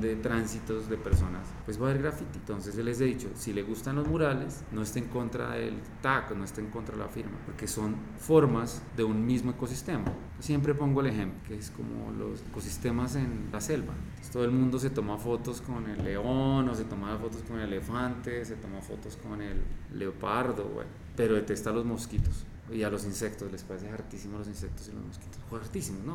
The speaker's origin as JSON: {"language": "Spanish", "country": "Colombia", "said": "nosotros los colombianos"}